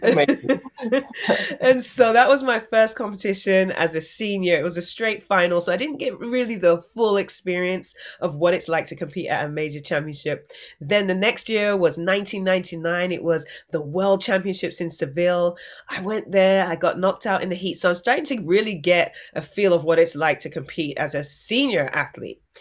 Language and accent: English; England, United Kingdom; growing up in England